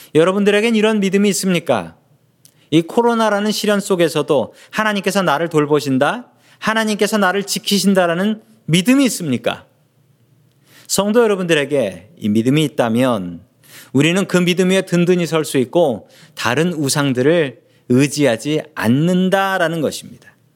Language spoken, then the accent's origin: Korean; Seoul, South Korea; 제가 어렸을 적부터 계속 자랐던 동네가 있습니다. 그 동네 이름은 그 서울에 있는 봉천동이라는 동네였습니다.